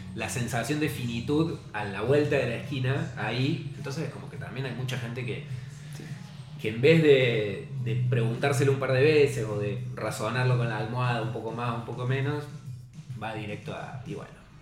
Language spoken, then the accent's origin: Spanish; Córdoba, Argentina; Hay mucha gente que piensa que somos de Buenos Aires. Y nos pregunta, ¿cuándo van a volver a Córdoba?